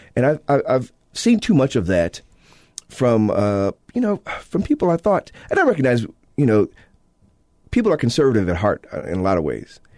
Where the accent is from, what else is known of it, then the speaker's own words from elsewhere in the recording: Illinois, United States; now in Utah, United States; my home state, uh, my native state of Illinois